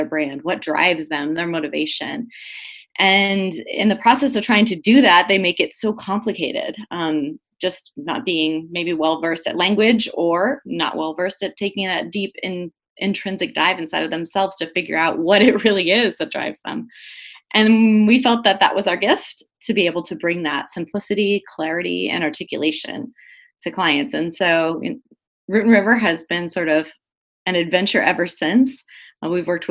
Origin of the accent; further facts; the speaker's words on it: Southwest, United States; I grew up in the Southwest, and I began my career as a journalist, and I spent 8.5 years as a journalist and publisher here